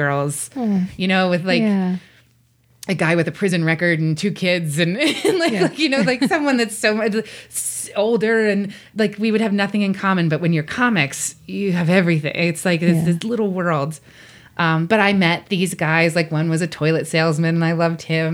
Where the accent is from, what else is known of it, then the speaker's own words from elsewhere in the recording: Pittsburgh, Pennsylvania, United States; I grew up in Pittsburgh